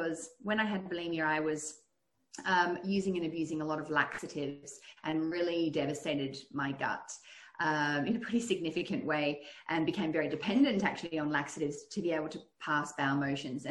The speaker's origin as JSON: {"language": "English", "country": "Australia", "tie": "born or raised there", "also_born_or_lived": "Netherlands / United States", "said": "I'm originally from Holland. I was born in the US, but grew up in Australia, but my ancestry is Dutch."}